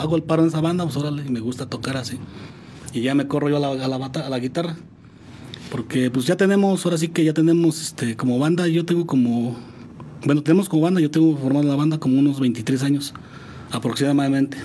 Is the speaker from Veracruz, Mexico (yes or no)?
no; San Juan del Río, Querétaro, Mexico; soy originario de aquí de San Juan del Río